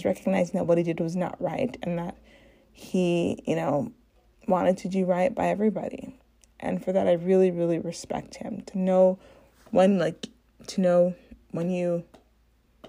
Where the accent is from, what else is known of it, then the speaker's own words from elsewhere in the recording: Chicago, Illinois, United States; I'm from Chicago